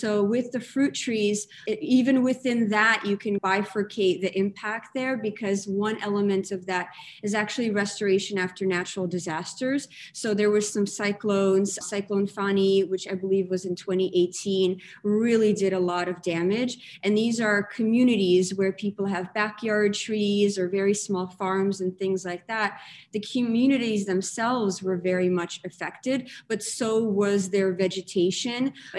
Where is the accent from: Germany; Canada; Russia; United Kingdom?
Russia; now in United States; I grew up in Russia, moved to America. I'm this person that is comfortable in these in-betweens and in these things where two different things join.